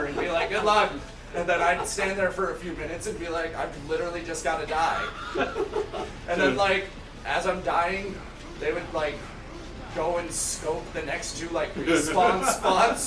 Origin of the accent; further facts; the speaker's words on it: Show Low, Arizona, United States; moved away; We grew up in Sholo